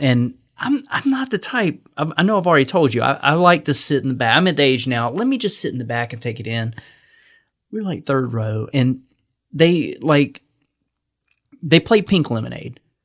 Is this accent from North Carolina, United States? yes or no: yes; North Carolina, United States; I'm from North Carolina.